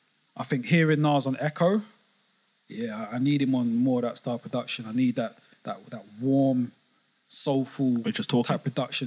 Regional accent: London, United Kingdom; because I'm from South

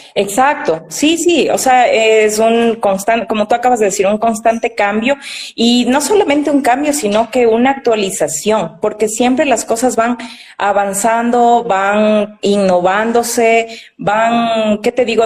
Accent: Quito, Pichincha, Ecuador; estudié en la ciudad de Quito, que es de donde yo soy

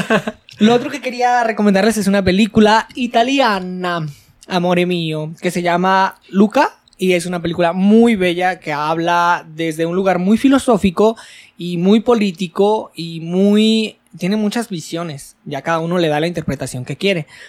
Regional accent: Mexico

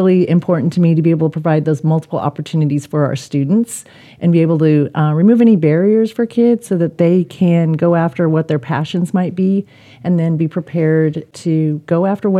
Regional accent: Iowa, United States; now in Texas, United States; I grew up in Iowa

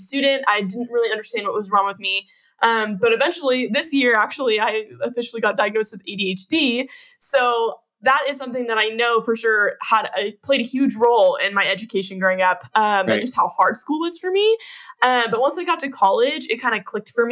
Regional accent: Northern Sacramento area, Northern California, United States; I was born and raised in Northern California, up in like the Northern Sacramento area

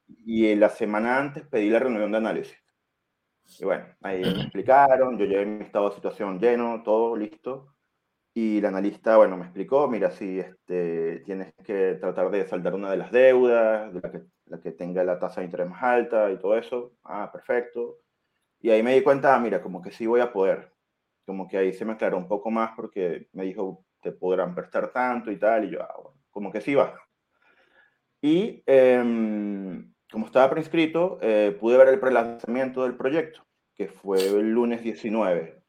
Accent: Venezuela; moved away as an adult; now in Chile; soy extranjero, venezolano, estoy acá en Chile casi, hace casi siete años

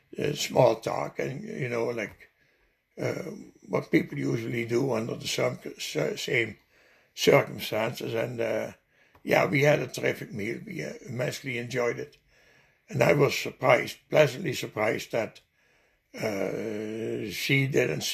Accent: Netherlands; English is a second language; moved away as an adult; also born or lived in Winnipeg, Canada / Ontario, Canada; now in Canada; Only 20 clicks away from my hometown

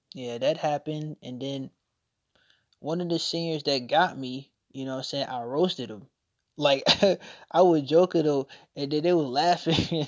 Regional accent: Norfolk, Virginia, United States; also born or lived in Chesapeake, Virginia; we moved from Norfolk to Chesapeake, and that's when I started going to Indian River.

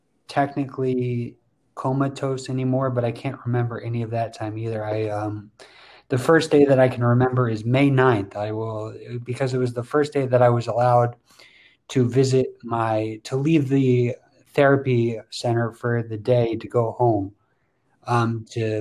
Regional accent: Princeton Junction, New Jersey, United States; I'm from Princeton Junction, New Jersey, near Mattie

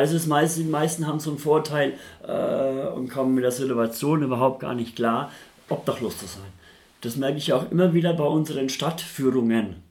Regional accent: Nuremberg, Bavaria, Germany; moved away as an adult; now in Hamburg, Germany; ich komme aus Nürnberg, bin ein Franke, bin damals in Nürnberg obdachlos geworden und in Nürnberg wollte ich nicht bleiben, weil da bin ich aufgewachsen.

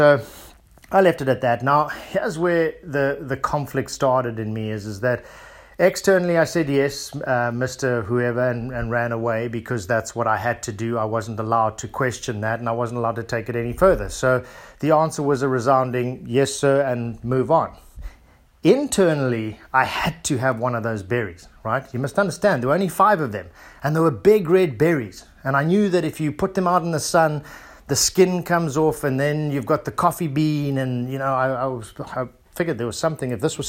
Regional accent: South Africa; also born or lived in Zimbabwe; As I mentioned to you guys, I grew up in South Africa, or Southern Africa, first in Zimbabwe and then in South Africa.

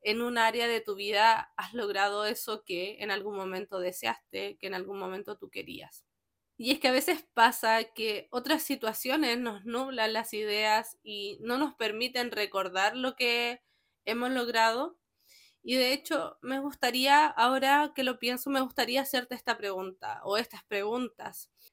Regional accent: Chile; soy chilena

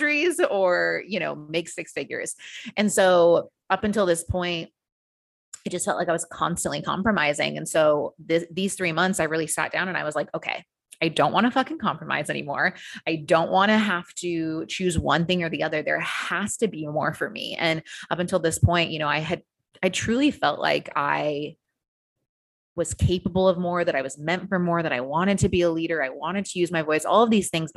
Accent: United States; moved away as an adult; now in Australia; So I am originally from the US. You can probably tell from my accent.

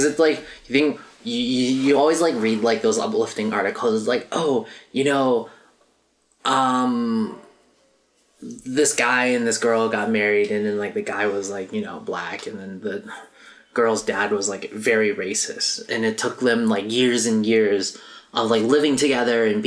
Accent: United States; I'm Asian American

